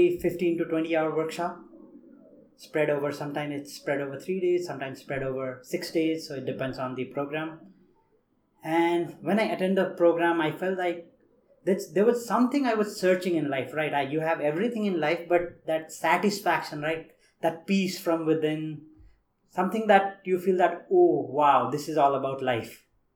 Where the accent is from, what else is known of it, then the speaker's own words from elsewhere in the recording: Nepal; moved away as an adult; also born or lived in India; I grew up in Nepal, as everybody in the program knows that I am the only one from Nepal in this program